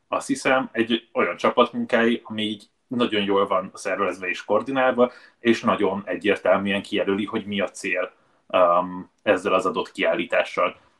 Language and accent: Hungarian; Budapest, Hungary; ahol felnőttem, Baros Gábor telepez Budának a déli része